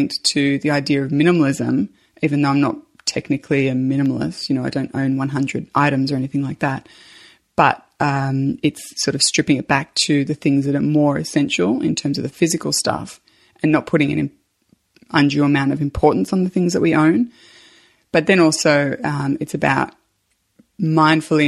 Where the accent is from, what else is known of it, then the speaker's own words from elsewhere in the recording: Australia; I'm an Australian mum